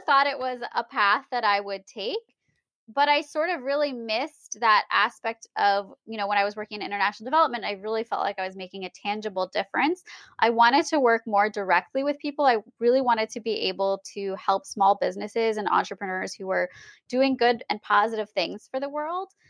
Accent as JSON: {"language": "English", "country": "United States", "tie": "born or raised there", "said": "being American and having been born in America"}